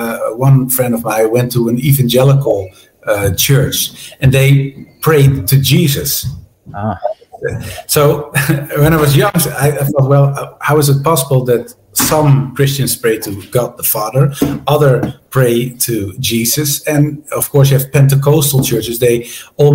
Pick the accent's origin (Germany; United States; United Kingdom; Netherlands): Netherlands; I was brought up in a relatively strict Protestant denomination, the Reformed Church of the Netherlands